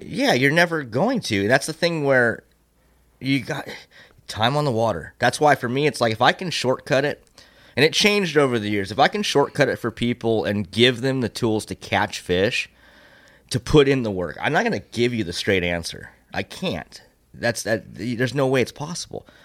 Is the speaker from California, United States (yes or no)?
yes; Temecula, California, United States; born and raised in Temecula